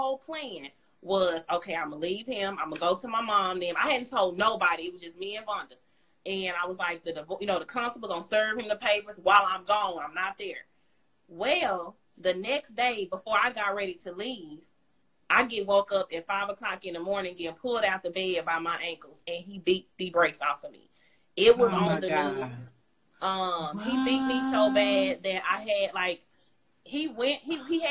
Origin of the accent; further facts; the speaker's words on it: Dallas, Texas, United States; I'm from Oak Cliff